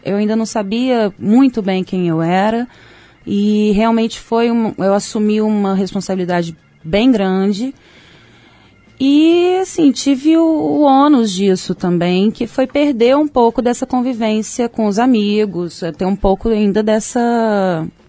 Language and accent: Portuguese; Belo Horizonte, Minas Gerais, Brazil; moved away; also born or lived in Salvador; minha adolescência em BH foi super tranquila